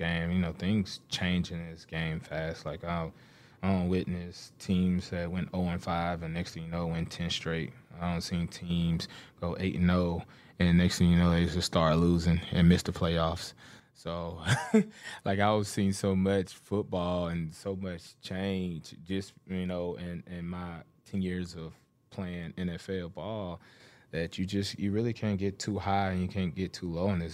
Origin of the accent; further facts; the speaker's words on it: Alabama, United States; moved away as an adult; now in Houston, United States; I was raised in Alabama